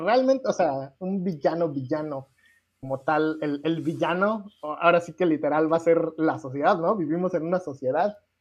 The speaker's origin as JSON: {"language": "Spanish", "country": "Mexico", "said": "soy mexicano"}